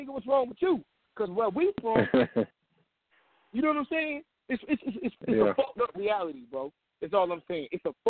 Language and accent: English; Kinston, North Carolina, United States; I'm from Kingston